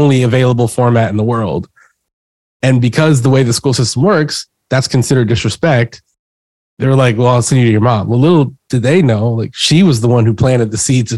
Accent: Houston, Texas, United States; I grew up in Texas and in Houston

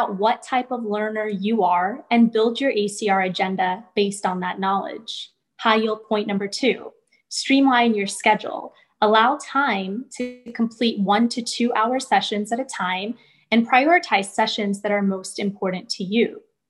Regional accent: Cleveland, Ohio, United States; from Cleveland, Ohio, reporting to you live for RoomNow

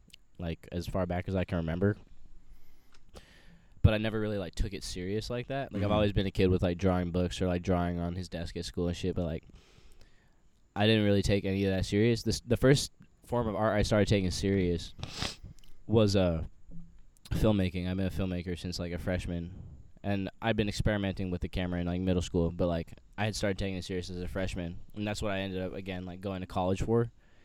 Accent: Sacramento, California, United States; also born or lived in Bay Area; I was born in the Bay Area and I grew up in like Sacramento, so like Valley.

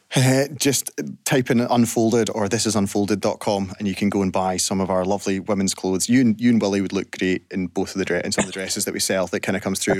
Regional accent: Scotland, United Kingdom; as Scottish people

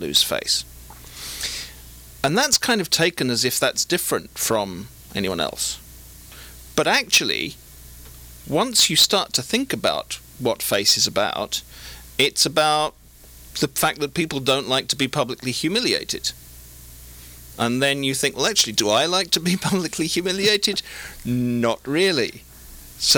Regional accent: United Kingdom; moved away as an adult; also born or lived in China; now in Southern California, United States; as a Brit

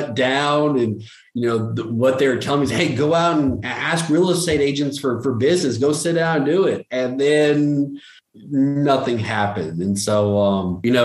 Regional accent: Jonesboro, Arkansas, United States; I'm originally from Jonesboro, Arkansas

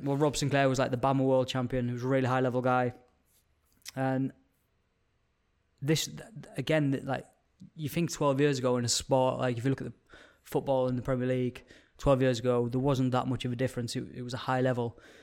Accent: Carlisle, North West England, United Kingdom; moved away as an adult; originally from Card Isle. I spent the first eighteen years of my life up there.

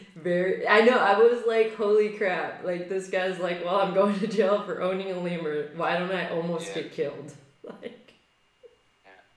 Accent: California, United States; I'm a Californian

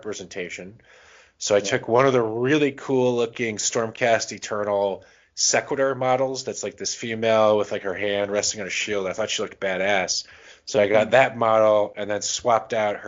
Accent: the South, United States; I grew up in the South

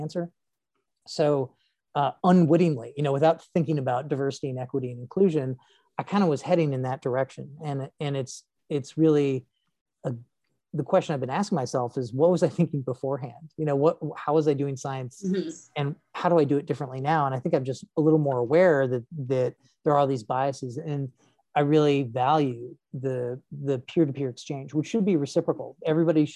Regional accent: United States; I am an American citizen working in Chile

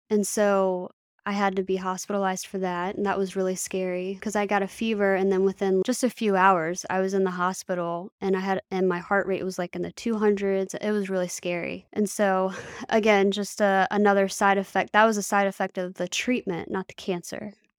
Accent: Manassas, Virginia, United States; also born or lived in Bristow, Virginia; I was born in Manassas City, Virginia, and I stayed there until I was about nine or ten, and then we moved to Bristow, Virginia. So I'm local. I've always been in the area

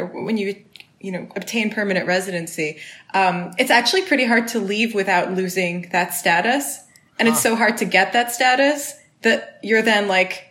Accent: Switzerland; moved away as an adult; also born or lived in Canada; now in United States; I'm also Swiss because I lived there for a long time, 18 years

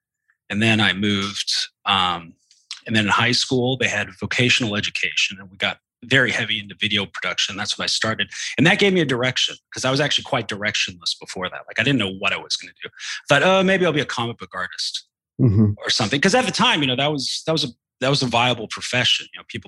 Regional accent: Canada; also born or lived in Texas, United States / New Zealand; I was born in Texas, and my parents from a basically working class, like I guess for lack of a better word, redneck background. But my dad was an engineer, and he built power plants for a living, and we moved around a lot. So I grew up in Canada, grew up in New Zealand

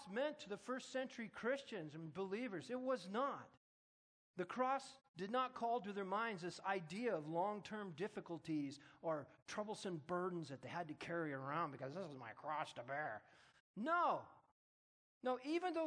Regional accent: United States; I'm an American. I'm born in America

